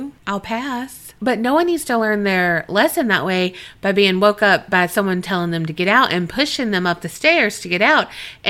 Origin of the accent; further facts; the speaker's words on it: Colombia; now in Canada; For a bit of background, I am from Colombia. However, I currently live in Canada.